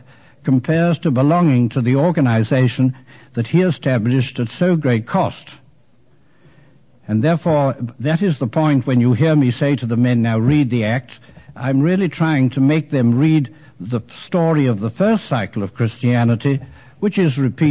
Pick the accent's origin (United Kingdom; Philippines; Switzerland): United Kingdom; England; I am an English Jesuit